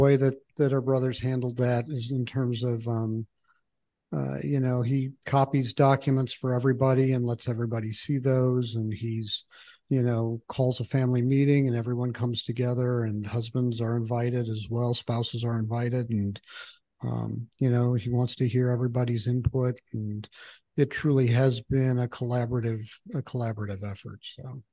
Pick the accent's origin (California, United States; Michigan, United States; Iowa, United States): Michigan, United States; moved away; I grew up in Michigan